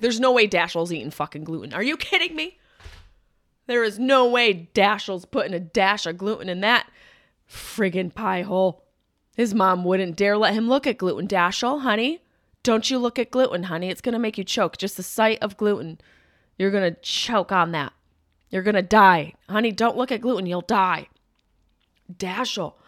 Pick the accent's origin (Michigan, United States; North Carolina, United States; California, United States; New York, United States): New York, United States; Upstate; moved away; I'm a s, quote-unquote New Yorker. Upstate New York, which makes up the chunk of the state